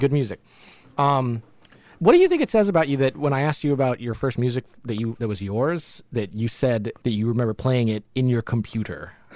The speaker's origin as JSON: {"language": "English", "country": "Jamaica", "said": "we're, we're from Jamaica"}